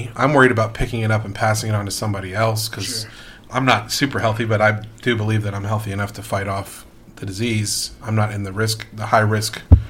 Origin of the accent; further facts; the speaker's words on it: Northern Virginia, United States; I grew up in the South, but in Northern Virginia for the most part, in a rural area